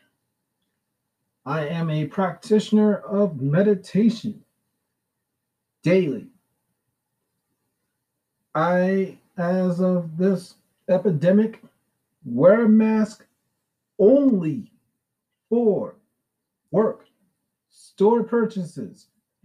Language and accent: English; New York City, New York, United States; also born or lived in Brooklyn, New York / Staten Island, New York; I was born and raised in Brooklyn until I was 10. The last 24 years of my life has been in Staten Island, New York.